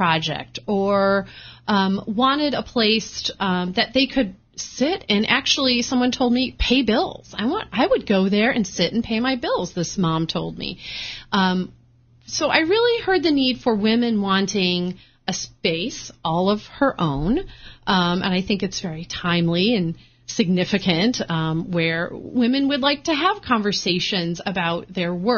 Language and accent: English; Michigan, United States; born or raised there; moved away as an adult; also born or lived in Chicago, Illinois; now in Rhode Island, United States